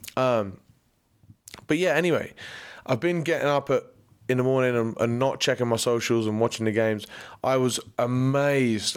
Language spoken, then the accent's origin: English; England, United Kingdom; also born or lived in Middle East; now in United States; as an Englishman